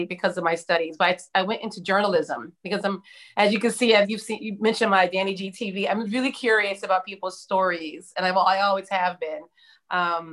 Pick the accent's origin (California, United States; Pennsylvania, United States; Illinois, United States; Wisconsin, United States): Pennsylvania, United States; Philadelphia; I grew up in Southwest Philadelphia